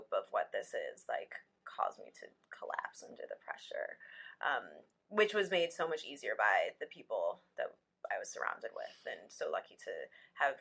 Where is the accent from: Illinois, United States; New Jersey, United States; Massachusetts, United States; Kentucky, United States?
Illinois, United States; Evanston; I grew up in Evanston, Illinois